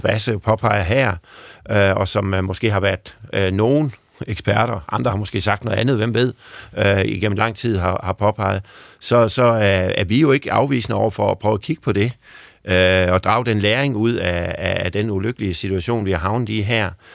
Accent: Southern Jutland, Southern Denmark, Denmark; accent: Sønderjysk; Sønderjyske i mit ved, øh, for mit vedkommende, hvor jeg kommer fra

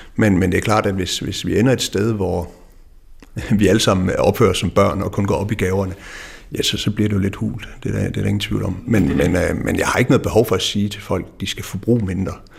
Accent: West Jutland, Central Denmark Region, Denmark; jeg er opvokset i Vestjylland

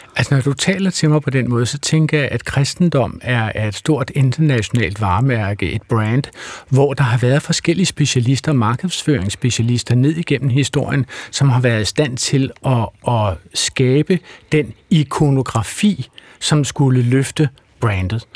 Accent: Wales, United Kingdom; now in Denmark; jeg er barnefødt i Wales og, og har sådan et bisprog og tosprog

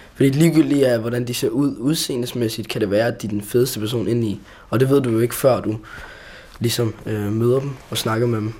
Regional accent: Denmark; jeg føler mig meget mere dansk end somali personligt

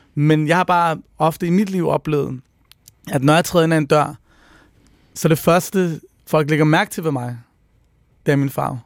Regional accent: Copenhagen, Capital Region of Denmark, Denmark; der, hvor jeg voksede op, som er på Nørrebro i 90'erne

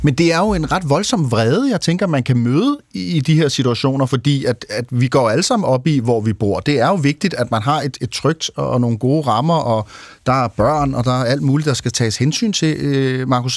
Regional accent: Copenhagen, Capital Region of Denmark, Denmark; som københavner

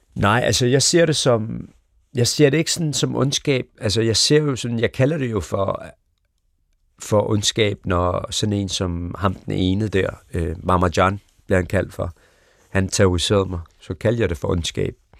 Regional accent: Copenhagen Western Suburbs, Capital Region of Denmark, Denmark; born or raised there

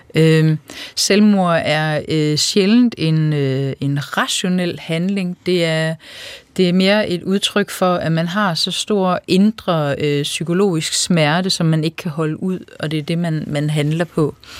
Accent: Funen, Southern Denmark, Denmark; moved away as an adult; Jeg er øh, født og opvokset på landet på Fyn, og øh, der har jeg boet i 20 år

